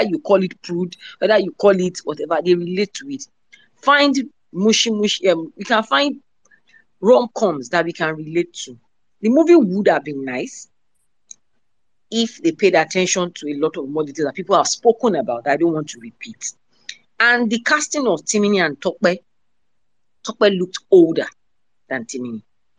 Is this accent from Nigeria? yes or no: yes; Nigeria; we are Nigerians.